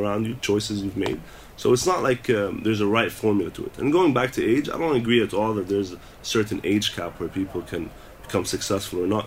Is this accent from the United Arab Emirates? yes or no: yes; Dubai, United Arab Emirates; also born or lived in United Kingdom; I'm a kid from Dubai doing music in Dubai